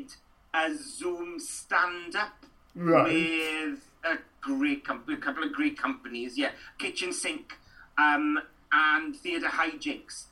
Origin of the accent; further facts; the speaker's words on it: Trap, Wales, United Kingdom; accent: rural, up and down, Welsh-speaking background accent; I'm a Welsh speaker. I grew up, you know, and I grew up in Trap outside Ammanford, between Ammanford and Llandeilo